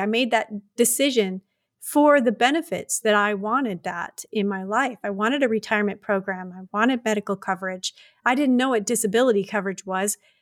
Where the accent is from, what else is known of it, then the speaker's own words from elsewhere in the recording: Detroit, Michigan, United States; also born or lived in Tucson, Arizona / Alaska; now in Wyoming, United States; I was born and raised in Detroit